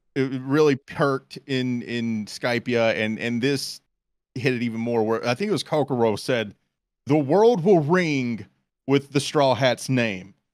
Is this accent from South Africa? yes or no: no; United States; we're American